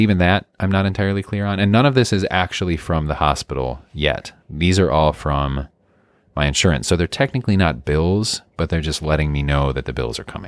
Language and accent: English; Midwest, United States; I'm from the Midwest